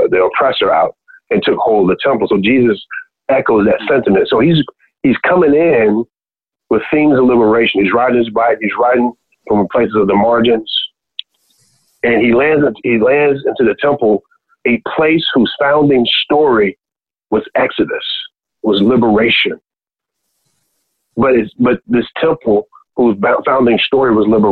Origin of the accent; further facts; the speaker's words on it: Birmingham, Alabama, United States; I grew up in Birmingham, Alabama